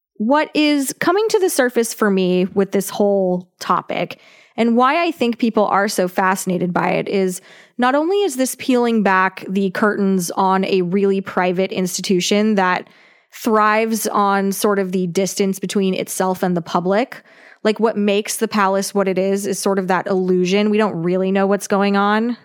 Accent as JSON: {"language": "English", "region": "California", "country": "United States", "said": "We are from California"}